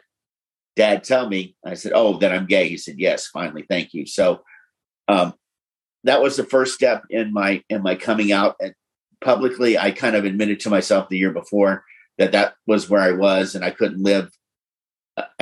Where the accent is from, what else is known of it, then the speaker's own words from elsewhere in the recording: Florida and Tennessee, Southeast, United States; I grew up in the Southeast, first Florida and Tennessee